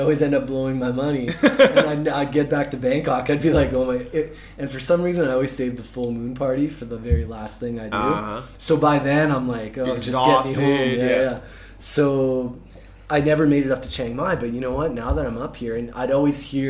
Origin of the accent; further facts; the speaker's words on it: Vancouver, British Columbia, Canada; moved away; I'm from Vancouver